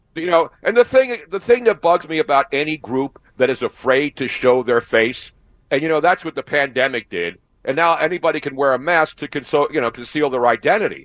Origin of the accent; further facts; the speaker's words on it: Philadelphia, Pennsylvania, United States; when I was growing up in Philly, and when you grow up in Philly, you grow up a Democrat